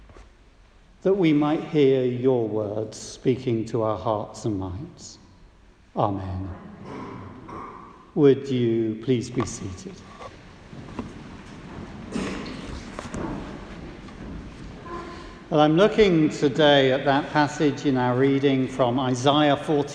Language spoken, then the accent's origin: English; United Kingdom; as a British citizen